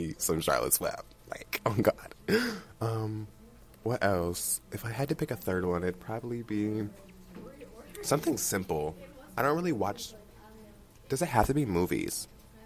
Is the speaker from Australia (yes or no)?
no; Mexico; moved away; also born or lived in Wyoming; I also lived in Mexico. I mean, I was born in Mexico